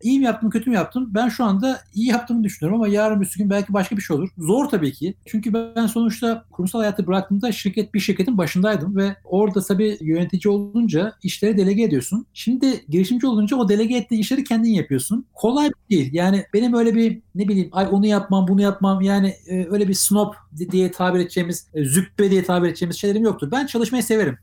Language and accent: Turkish; Ankara, Turkey; now in Istanbul, Turkey; orada doğdum, orada büyüdüm